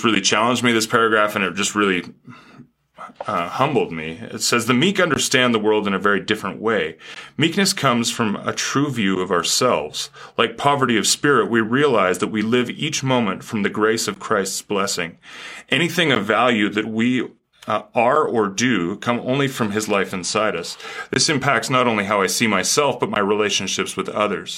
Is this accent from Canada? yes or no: yes; Canada; now in United States; as a Canadian living in America, I certainly come with a different perspective